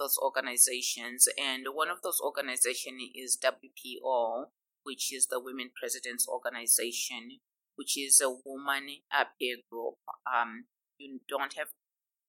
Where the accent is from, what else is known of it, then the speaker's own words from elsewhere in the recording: Harare, Zimbabwe; moved away as an adult; now in Dallas, United States; I grew up in Zimbabwe, in a little town called Harare, and I went to the University of Zimbabwe